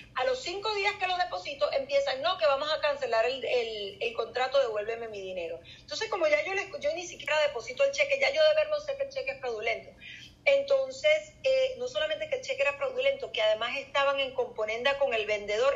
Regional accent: Venezuela; moved away as an adult; also born or lived in Miami; Yo originalmente soy de Venezuela y eh, lo que yo hacía en Venezuela, o sea, mi trabajo, yo era fiscal del Ministerio Público.

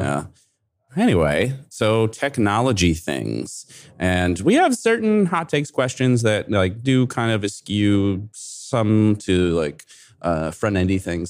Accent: Kentucky, United States; moved away; I'm from Kentucky originally

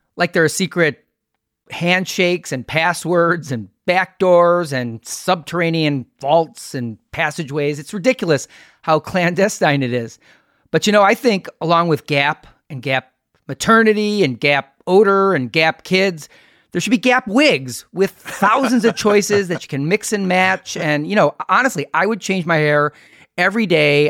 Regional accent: Milwaukee, Wisconsin, United States; Alex and I are from Milwaukee

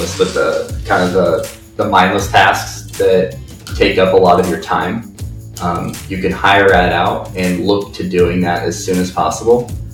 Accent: Indiana, United States; My first house, when I bought it, I'm coming from Indiana. I didn't realize that there was a such thing as wetlands.

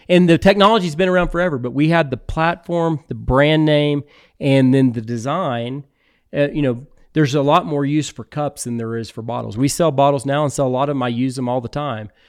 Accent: Texas Hill Country, United States; also born or lived in Houston, Texas / Austin, Texas; I grew up in the Texas Hill Country

